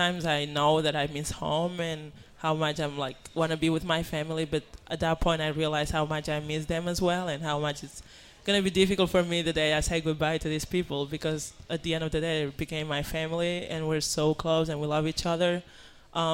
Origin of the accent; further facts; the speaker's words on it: Spain; English is a second language; moved away; I'm from Spain.